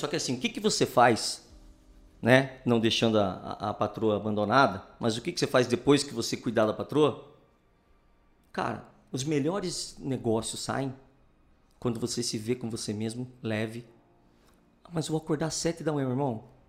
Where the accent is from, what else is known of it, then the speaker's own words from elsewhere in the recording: Curitiba, Paraná, Brazil; Eu sou curitibano, nascido aqui.